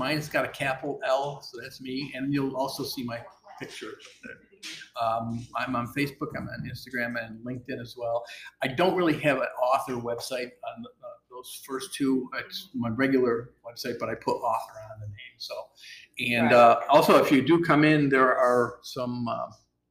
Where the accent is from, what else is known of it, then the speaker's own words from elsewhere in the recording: Westmoreland, New York, United States; now in Alpharetta, United States; Upstate New York, outside of Syracuse